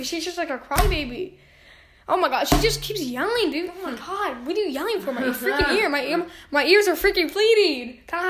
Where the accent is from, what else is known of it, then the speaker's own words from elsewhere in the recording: Texas, United States; I'm from Texas, so big fan of Rangers.